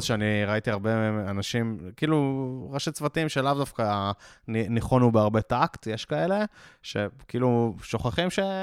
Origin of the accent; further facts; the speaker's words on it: Israel; אנחנו ישראלים